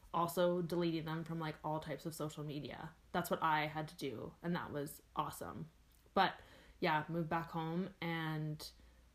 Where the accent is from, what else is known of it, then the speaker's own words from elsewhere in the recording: Campbell River, British Columbia, Canada; now in Edmonton, Canada; going back to Campbell River, it'll always be my hometown